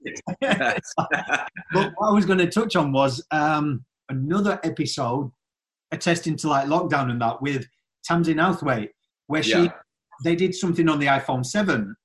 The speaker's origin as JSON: {"language": "English", "region": "Yorkshire and the Humber", "country": "United Kingdom", "said": "I'm from Yorkshire"}